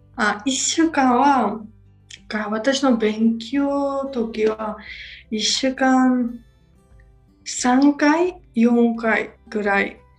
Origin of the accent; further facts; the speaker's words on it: Batumi, Adjara, Georgia; Japanese is a second language; でも私の出身はバトミ。うん、バトミの学校は同じでした。